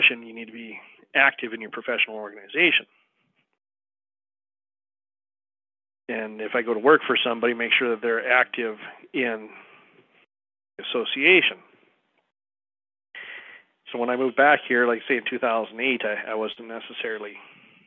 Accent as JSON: {"language": "English", "region": "Montana", "country": "United States", "tie": "born or raised there", "also_born_or_lived": "Wyoming", "said": "moving back into Montana, I opened up a firm in my hometown. I live in a town of about 1,200 people."}